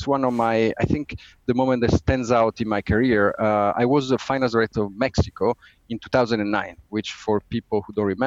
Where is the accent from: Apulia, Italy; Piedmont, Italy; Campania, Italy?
Piedmont, Italy; Turin; accent: Italian; moved away as an adult; also born or lived in Switzerland; now in United Kingdom; I'm Italian, and I started to to work in the automotive industry. So 5 years, Fiat, this is my hometown company